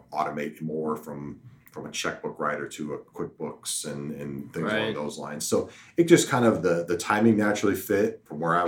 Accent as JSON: {"language": "English", "town": "Omaha", "region": "Nebraska", "country": "United States", "tie": "born or raised there", "also_born_or_lived": "Kearney, Nebraska", "said": "I am from Omaha originally, graduated from Creighton Prep, went off to UNK"}